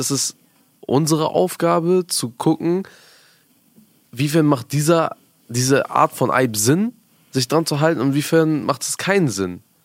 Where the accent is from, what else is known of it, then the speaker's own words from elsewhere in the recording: Afghanistan; moved away; ich komme ja aus Afghanistan